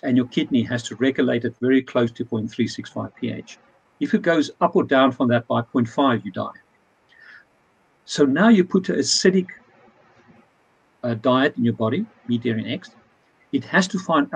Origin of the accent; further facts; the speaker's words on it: South Africa; moved away; I come from South Africa. Two of my best friends from school days is a butcher